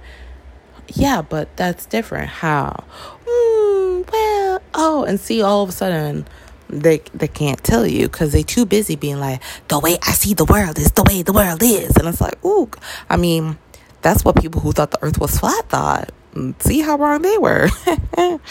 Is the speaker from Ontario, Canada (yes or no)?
yes; Toronto, Ontario, Canada; I grew up in Toronto, which is a city that is like, we're so multicultural